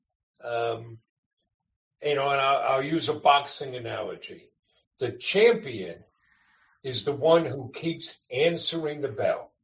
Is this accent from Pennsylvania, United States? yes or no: no; Huntington, New York, United States; also born or lived in Manhattan / Greenpoint, Brooklyn; we're on Long Island in a town called Huntington, about 35 miles outside New York City